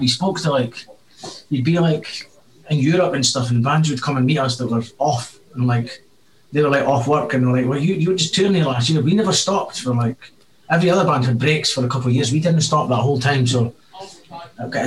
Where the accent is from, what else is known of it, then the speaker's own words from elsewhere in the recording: Scotland, United Kingdom; being Scottish